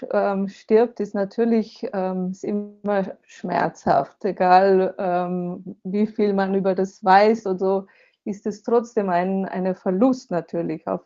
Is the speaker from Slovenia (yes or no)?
yes; Slovenia; also born or lived in Switzerland / Germany; ich bin ja Slowenin, ähm, bin hier aufgewachsen, habe dann eine Weile in der in Schweiz und in äh, Deutschland gelebt, aber jetzt lebe ich hier mit meiner Familie